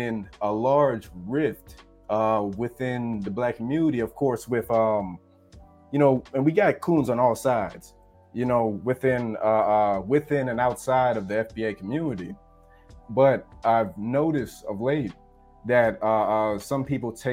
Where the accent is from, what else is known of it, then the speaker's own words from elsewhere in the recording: Georgia, United States; I'm born and raised in Georgia